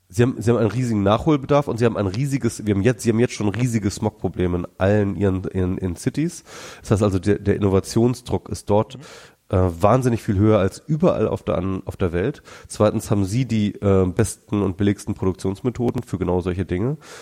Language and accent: German; Germany; now in Berlin, Germany; hier bei uns in Deutschland